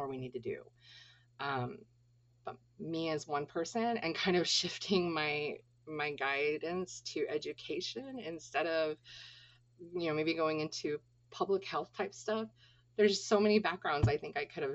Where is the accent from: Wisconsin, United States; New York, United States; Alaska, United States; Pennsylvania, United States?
Alaska, United States; Clam Gulch; also born or lived in Anchorage, Alaska; growing up in Clam Gulch and then transitioning to Anchorage